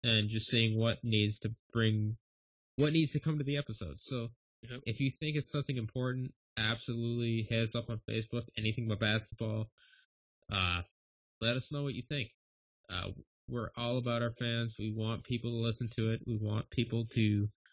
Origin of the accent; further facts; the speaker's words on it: Western Upper Peninsula, Michigan, United States; I'm from the Western UP.